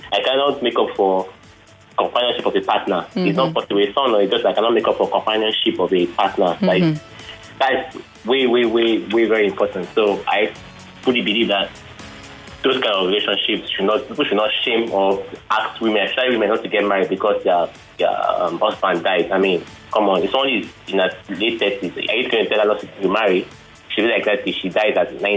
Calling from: Ikorodu, Lagos, Nigeria; I'm calling from Ikorodu

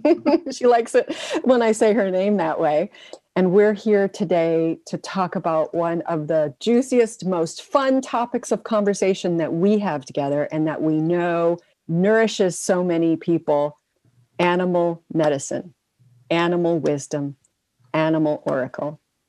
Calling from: Kentucky, United States; I'm joining from Kentucky.

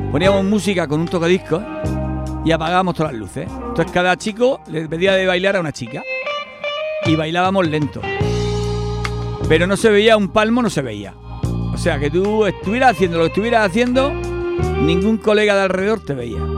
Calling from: Formentera, Balearic Islands, Spain; de buenos días … de Formentera.

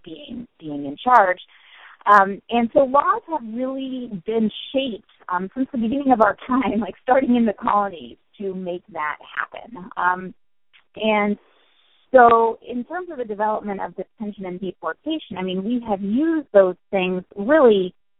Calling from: Stony Brook, New York, United States; I am calling in from Stony Brook University.

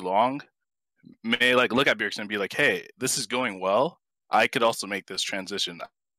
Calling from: Jersey City, New Jersey, United States; Oh, I'm calling from Jersey City.

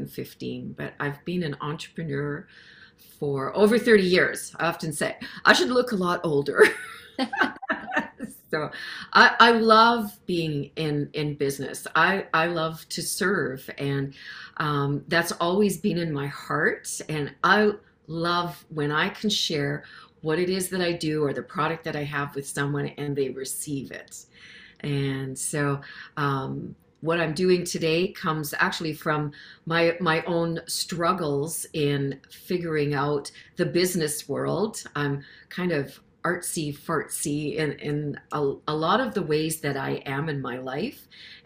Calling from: Saskatchewan, Canada; And so I'm coming in from Saskatchewan, Canada

